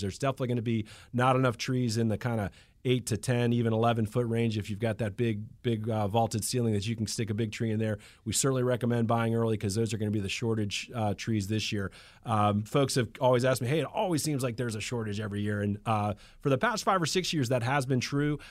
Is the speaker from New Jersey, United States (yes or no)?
no; Atlanta, Georgia, United States; I'm from Atlanta, Georgia. I was born in, in Piedmont Hospital